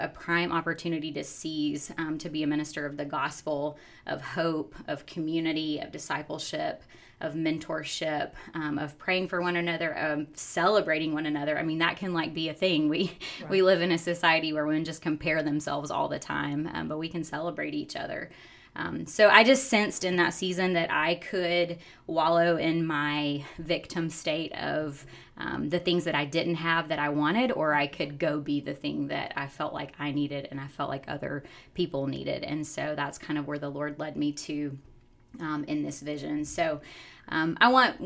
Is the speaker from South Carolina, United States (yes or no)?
yes; South Carolina, United States; moved away as an adult; now in Oklahoma, United States; originally I am from South Carolina, born and raised, grew up in IPHC churches in South Carolina